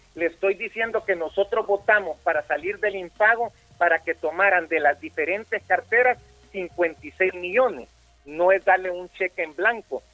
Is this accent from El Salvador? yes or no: yes; El Salvador; nosotros como salvadoreños